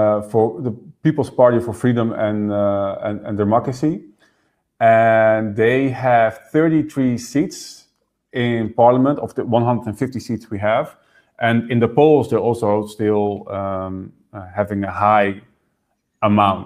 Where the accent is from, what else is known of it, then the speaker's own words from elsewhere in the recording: Netherlands; also born or lived in Houston, Texas; I was born in the Netherlands, and then we moved to Houston, Texas, and I lived there a few years until my parents got divorced and I moved back to the Netherlands with my mom.